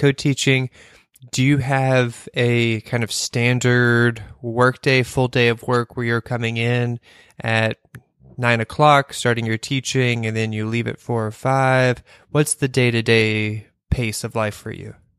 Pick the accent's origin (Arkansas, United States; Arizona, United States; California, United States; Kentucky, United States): Kentucky, United States; I came from Kentucky